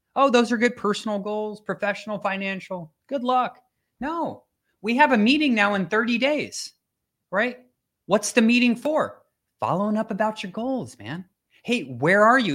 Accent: Minnesota, United States; now in Florida, United States; I grew up in Minnesota

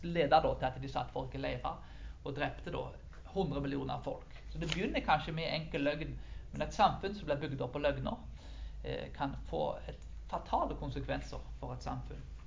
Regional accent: Karmøy, Rogaland, Norway; på bygda på Karmøyene der jeg vokste opp

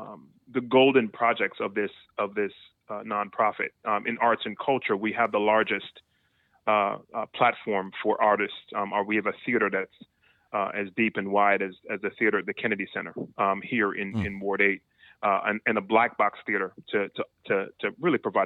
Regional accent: Jamaica; I was born and raised in Jamaica

